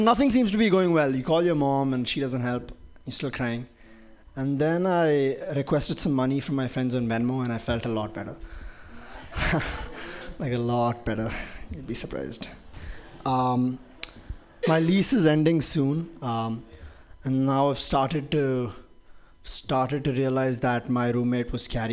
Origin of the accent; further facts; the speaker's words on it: Dubai, United Arab Emirates; moved away; I grew up in Dubai